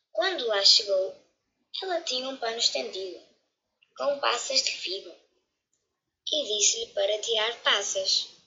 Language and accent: Portuguese; Portugal; tenho 8 anos, sou de Portugal.